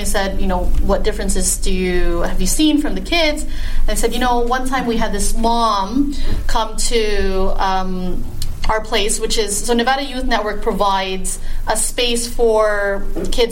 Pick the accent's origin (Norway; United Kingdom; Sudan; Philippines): Philippines; now in Las Vegas, United States; I'm Filipino